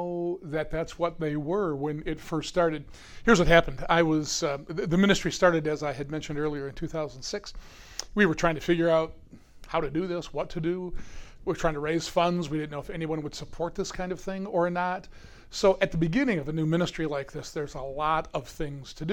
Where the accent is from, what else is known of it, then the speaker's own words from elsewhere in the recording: United States; I'm an American, you know, Amerikansky